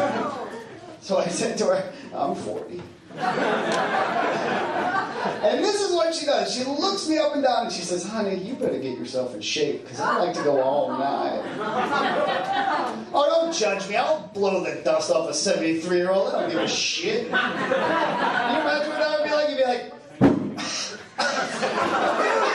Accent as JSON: {"language": "English", "town": "Salem", "region": "Massachusetts", "country": "United States", "tie": "born or raised there", "moved": "as an adult", "lives_now": "Nantucket, United States", "said": "I grew up in Salem, so I went to Marblehead a lot"}